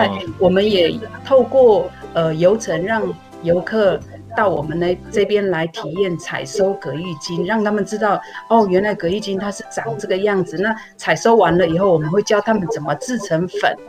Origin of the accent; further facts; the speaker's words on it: Yuli, Hualien County, Taiwan; also born or lived in northern Taiwan; 我们算是呃从北部再回来的一些，算是一开始回，我们已经其实，在部落里边，我们已经将近十几年开始在在，其实回到部落已经十几年了，